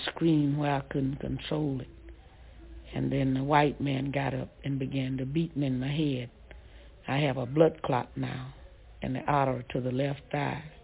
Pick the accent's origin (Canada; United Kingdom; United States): United States; Ruleville, Mississippi; I was from Ruval